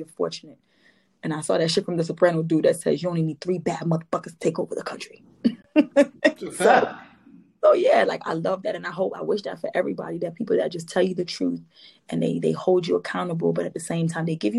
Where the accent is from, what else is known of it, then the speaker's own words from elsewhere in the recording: Trinidad & Tobago; this Trini